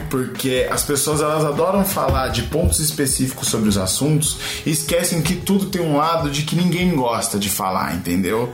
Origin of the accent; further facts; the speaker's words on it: São Paulo, Brazil; nascido e crescido em São Paulo, na Zona Oeste